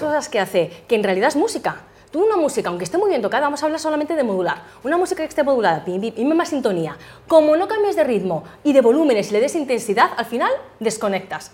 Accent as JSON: {"language": "Spanish", "town": "Madrid", "region": "Community of Madrid", "country": "Spain", "tie": "born or raised there", "also_born_or_lived": "United States", "said": "yo nací en Madrid, la verdad que llevo muchos años, me encanta Madrid."}